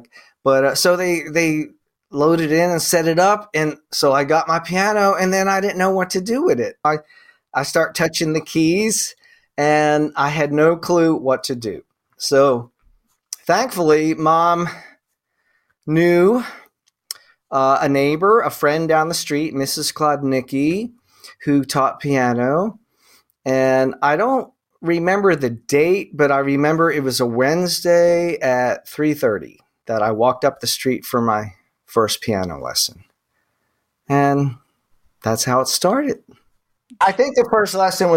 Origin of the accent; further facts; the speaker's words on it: Mantua, New Jersey, United States; I grew up in the Jersey farms, the tomato farms and peach farms